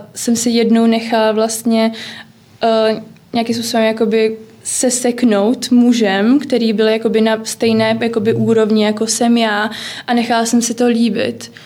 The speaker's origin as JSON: {"language": "Czech", "region": "Prague", "country": "Czechia", "said": "já jsem z Prahy"}